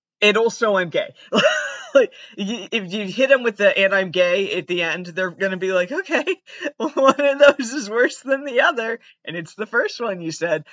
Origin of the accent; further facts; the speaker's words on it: Massachusetts, United States; I'm actually from Massachusetts. Not Canada